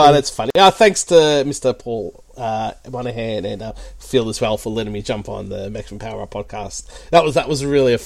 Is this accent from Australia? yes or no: yes; Australia; I'm the Aussie version of Andy